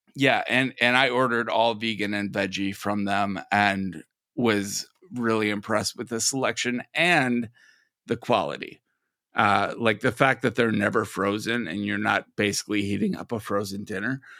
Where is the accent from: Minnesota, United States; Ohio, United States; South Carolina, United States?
Minnesota, United States; I'm from Minnesota